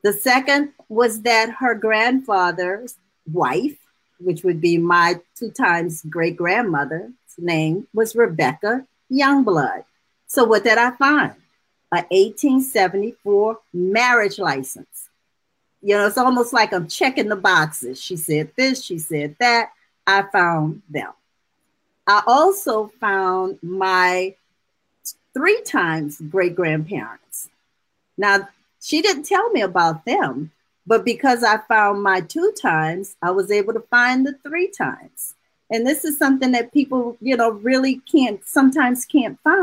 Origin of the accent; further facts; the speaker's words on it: New Orleans, Louisiana, United States; I'm a native of New Orleans. And so you could imagine growing up in New Orleans